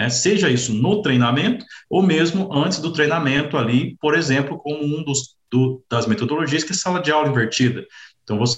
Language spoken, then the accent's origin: Portuguese; Campinas, Minas Gerais, Brazil; now in Piracicaba, Brazil; sou mineiro aí, natural da cidade de Campinas, sul de Minas.